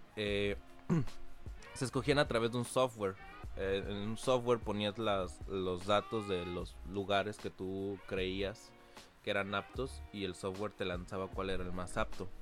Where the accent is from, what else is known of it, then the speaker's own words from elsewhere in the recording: Cancún, Quintana Roo, Mexico; nosotros dos sí nacimos aquí en Cancún